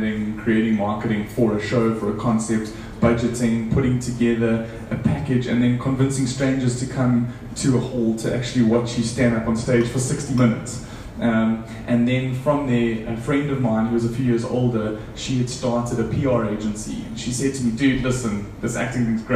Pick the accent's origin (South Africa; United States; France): South Africa; this South African dude with an accent.